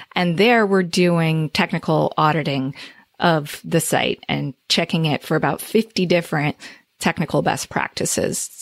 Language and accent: English; Northern New Jersey, United States; I'm from New Jersey